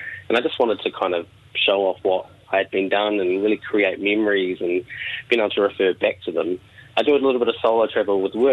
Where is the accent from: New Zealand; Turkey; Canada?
New Zealand; Palmerston North, Manawatū-Whanganui; From Palmerston North, born and bred.